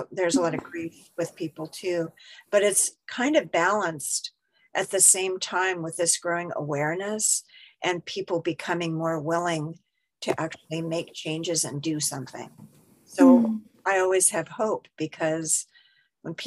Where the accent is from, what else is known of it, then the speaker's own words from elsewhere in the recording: Seattle, Washington, United States; moved away; I was originally from Seattle.